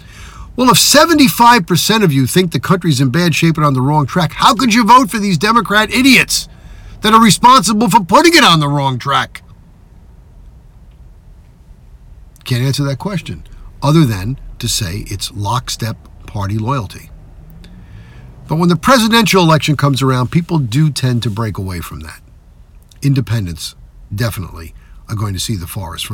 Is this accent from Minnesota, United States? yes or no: no; New York, United States; my home state of New York